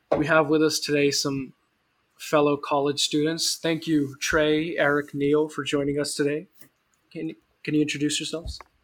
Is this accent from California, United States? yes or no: yes; Stockton, California, United States; Stockton hot weather, which is where I live right now. It's my hometown